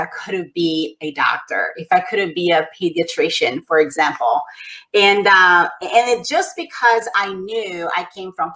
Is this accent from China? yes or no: no; Brazil; moved away; I grew up in poverty in Brazil.